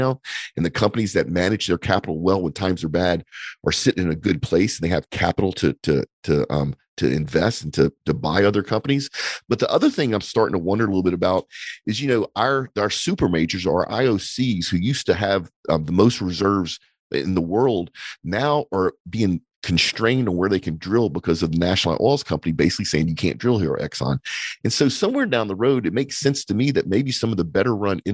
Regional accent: United States; as an American

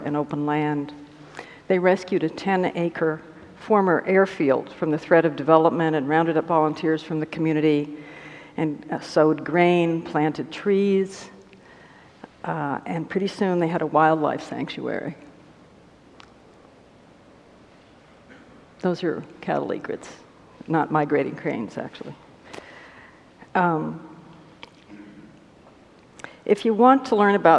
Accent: Albuquerque, New Mexico, United States; Albuquerque, my hometown

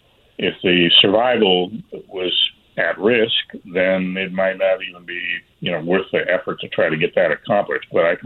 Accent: the Northwest, Pacific Northwest, United States; now in Oak Point, Texas, United States; I grew up in the Northwest with Daphne plants in the yard, and I've never forgotten how wonderful and long-range that fragrance is. We now live in Oak Point near Little Elm

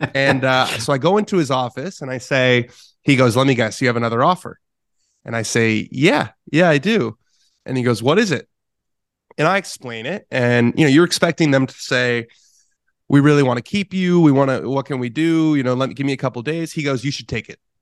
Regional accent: Southern California, United States; as a kid growing up in Southern California

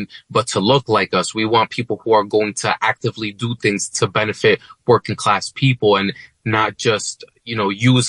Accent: West New York, New Jersey, United States; Albio Suarez, who was, in fact, my hometown mayor in West New York when I was growing up

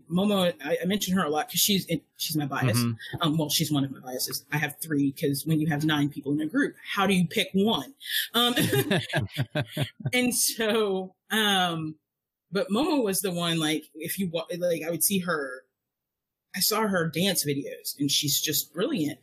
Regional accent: United States; as an American outsider

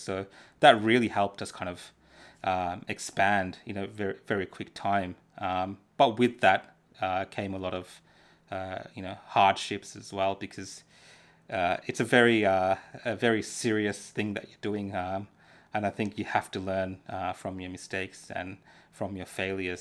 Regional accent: Dandenong, Victoria, Australia; English is a second language; also born or lived in Sri Lanka; I grew up in Dandenong

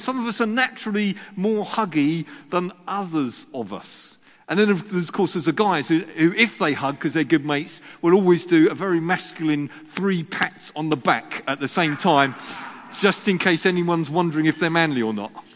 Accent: Sussex, South East England, United Kingdom; I was brought up in Sussex

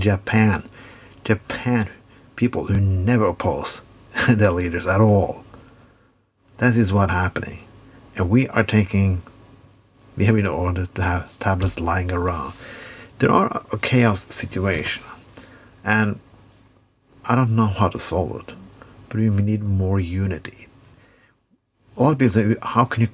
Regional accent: Norway

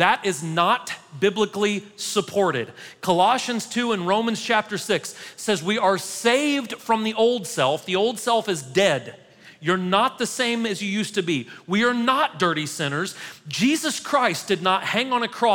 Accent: United States; as an American

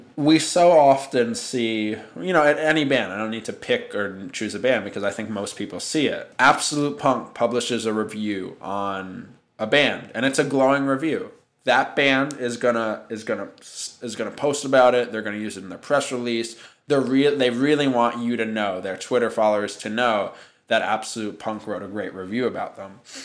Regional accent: New York City, New York, United States; I was born and raised in Manhattan

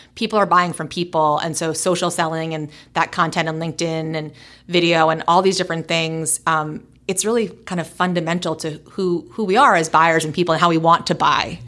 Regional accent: New York City, New York, United States; moved away as an adult; now in Portland, United States; a native New Yorker, born and raised in New York City

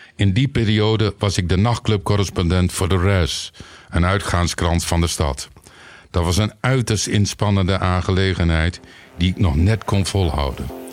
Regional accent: Winschoten, Groningen, Netherlands; Ik kom uit Winschoten, opgegroeid tenminste

